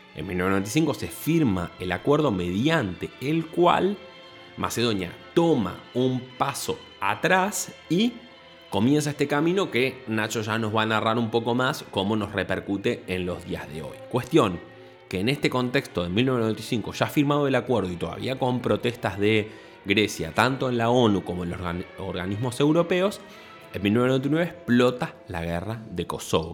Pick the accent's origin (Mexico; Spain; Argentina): Argentina; Buenos Aires; el porteño, como puedo ser yo, que soy